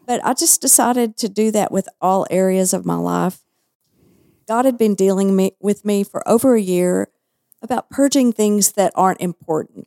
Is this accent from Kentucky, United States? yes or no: no; Texas, United States; accent: Texas; also born or lived in Southern California; I was made fun of behind my back. because of my Texas accent